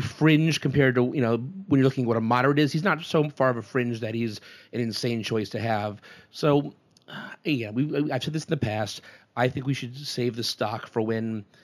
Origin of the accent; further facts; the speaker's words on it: Wallingford, Connecticut, United States; My hometown of Wallingford, Connecticut